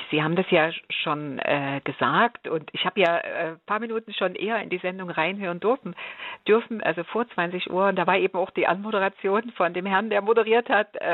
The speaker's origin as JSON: {"language": "German", "country": "Germany", "tie": "born or raised there", "said": "Ich bin in der DDR aufgewachsen und da hieß das mhm. Diplomlehrerin für Geschichte und Deutsch, genau."}